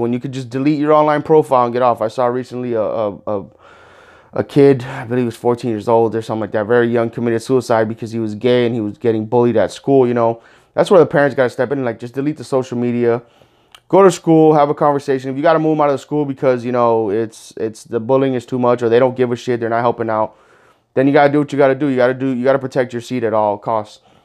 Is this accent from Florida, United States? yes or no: yes; Miami Gardens, Florida, United States; I grew up in Miami Gardens, Carroll City